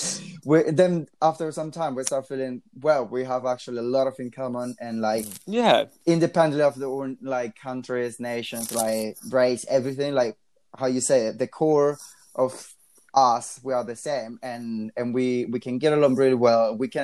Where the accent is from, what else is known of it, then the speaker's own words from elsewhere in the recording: Colombia; moved away; my hometown in Colombia